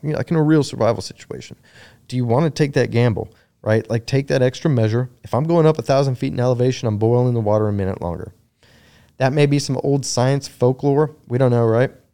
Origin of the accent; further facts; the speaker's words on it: Texas, United States; moved away as an adult; also born or lived in North Carolina; I'm originally from Texas. I, I, uh, had been gone since oh two.